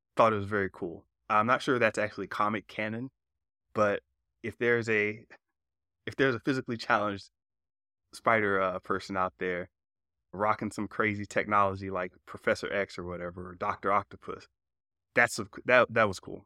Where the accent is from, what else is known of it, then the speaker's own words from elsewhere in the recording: South Georgia, North Florida, United States; now in California, United States; I grew up in North Florida, South Georgia.